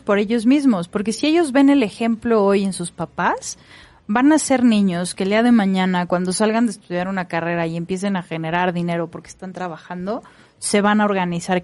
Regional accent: Mexico; como buenos mexicanos nos emocionamos

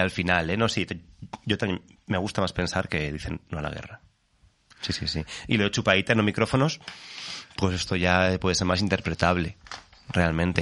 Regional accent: Alicante, Valencian Community, Spain; moved away; also born or lived in Fuenlabrada; Y yo soy alicantino

